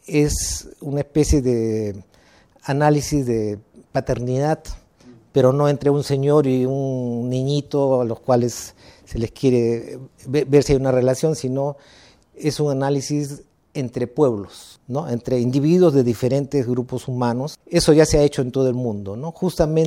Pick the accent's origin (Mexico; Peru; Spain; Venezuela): Peru; yo soy mitad japonés, pero mi identidad es puramente peruano